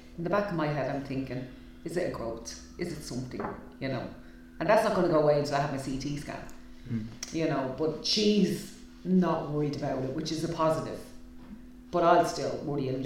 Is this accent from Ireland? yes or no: yes; Ireland; us as Irish people